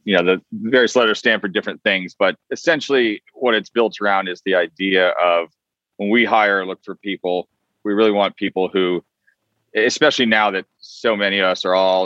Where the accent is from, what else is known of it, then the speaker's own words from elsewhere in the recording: Vermont, United States; also born or lived in Boston, Massachusetts; now in Los Angeles, United States; I was born in Boston and I grew up quite a bit in Vermont